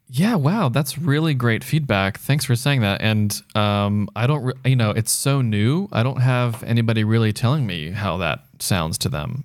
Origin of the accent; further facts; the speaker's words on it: United States; now in Los Angeles, United States; I'm one American City Boy